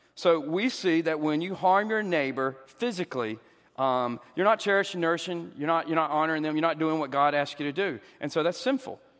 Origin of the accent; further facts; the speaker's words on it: the South, United States; I'm a Southerner